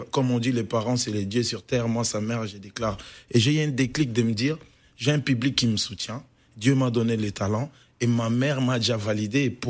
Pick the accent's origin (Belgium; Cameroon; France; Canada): Belgium; Liège, Wallonia; also born or lived in South Africa / DR Congo